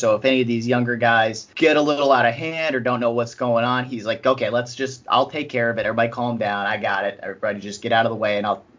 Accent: Indiana, United States; I'm from Indiana

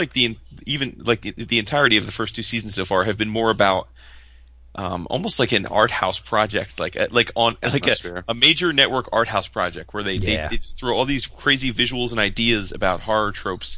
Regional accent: New Jersey, United States; I'm from New Jersey

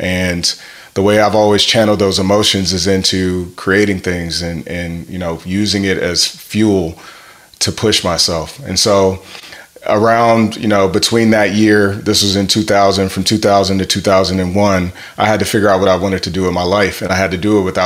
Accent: Grand Rapids, Michigan, United States; I'm originally from Grand Rapids, Michigan

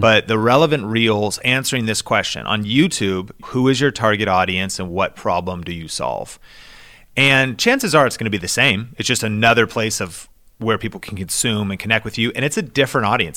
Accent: Seattle, Washington, United States; I grew up in Seattle

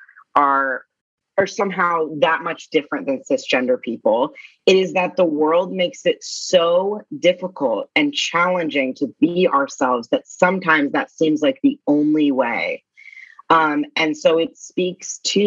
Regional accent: Orange County, California, United States; I come from Orange County, California, which is predominantly conservative.

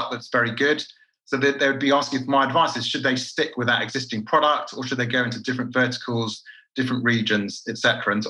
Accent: London, United Kingdom; moved away as an adult; now in Tel Aviv, Israel; Born and bred in London. I'm actually now living in Israel, in Tel Aviv. I've been here about 15 years

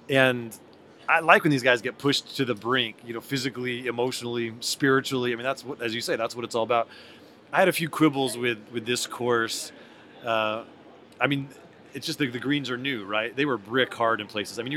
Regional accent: California, United States; I'm from California.

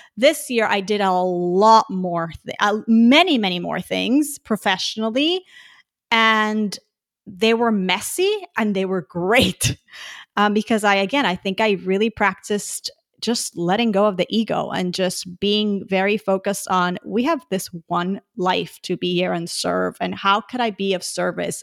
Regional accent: Puerto Rico; now in Houston, United States; I'm originally from Puerto Rico

